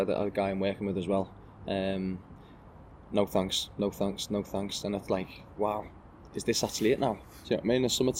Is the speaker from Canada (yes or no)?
no; Birkenhead, North West England, United Kingdom